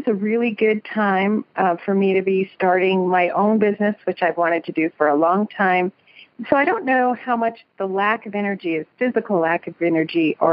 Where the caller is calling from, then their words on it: Bozeman, Montana, United States; I'm calling from Bozeman, Montana